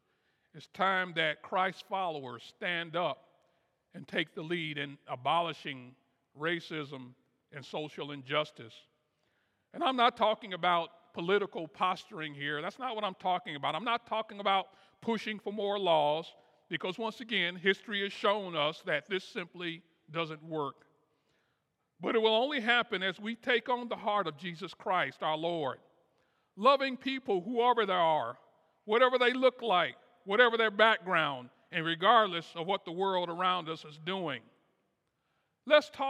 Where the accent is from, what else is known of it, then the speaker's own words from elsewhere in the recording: Kansas City, United States; I was born and raised in Kansas City